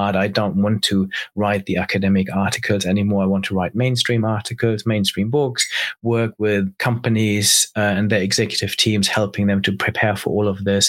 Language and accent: English; Germany; moved away as an adult; also born or lived in Cambridge, United Kingdom; I grew up in Germany